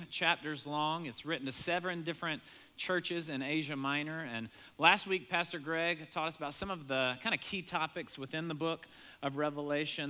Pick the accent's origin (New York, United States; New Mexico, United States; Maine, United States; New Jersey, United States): Maine, United States; moved away; I grew up in Maine some, but never been back since moving away